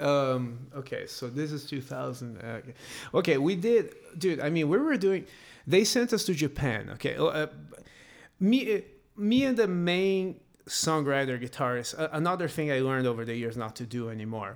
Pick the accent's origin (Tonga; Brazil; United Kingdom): Brazil; moved away as an adult; now in United States; I'm gonna move from Brazil